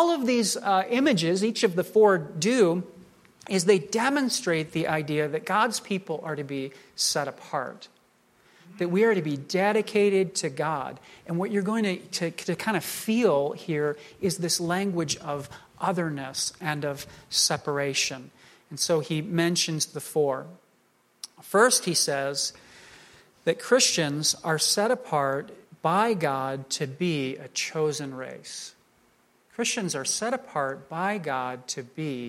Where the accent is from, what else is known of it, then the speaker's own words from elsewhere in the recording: United States; I'm a Caucasian man. I'm an American.